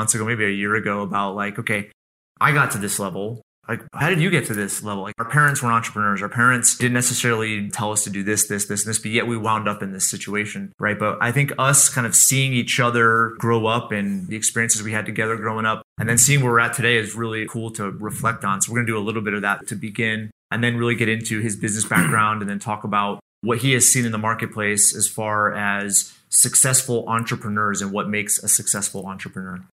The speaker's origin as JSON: {"language": "English", "region": "Central Connecticut", "country": "United States", "tie": "born or raised there", "said": "Brandon and I grew up together in Central Connecticut"}